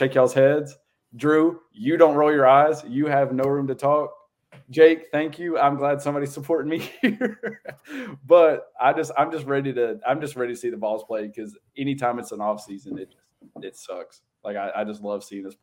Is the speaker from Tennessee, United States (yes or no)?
yes; Elizabethton, Tennessee, United States; I only stayed in Carter County.